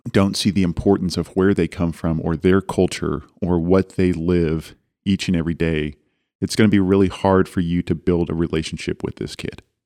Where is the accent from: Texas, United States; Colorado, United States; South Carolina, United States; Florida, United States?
Texas, United States; Dallas; I come from Dallas